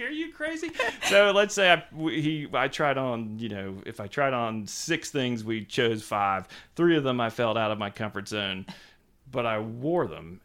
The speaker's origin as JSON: {"language": "English", "town": "Savannah", "region": "Georgia", "country": "United States", "tie": "born or raised there", "also_born_or_lived": "Wilmington Island, Georgia / Vermont / New York", "moved": "as an adult", "said": "I was born and raised in Savannah, Georgia"}